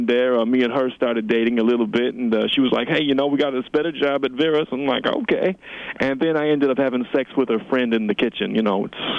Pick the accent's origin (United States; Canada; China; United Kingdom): Canada; Vancouver, British Columbia; I'm a rapper from Vancouver, British Columbia, Canada